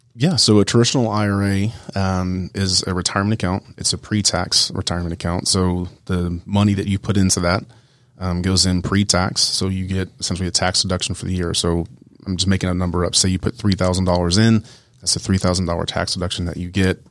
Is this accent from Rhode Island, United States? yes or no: no; Columbus, Georgia, United States; moved away as an adult; I grew up in Columbus, Georgia, so at Fort Benning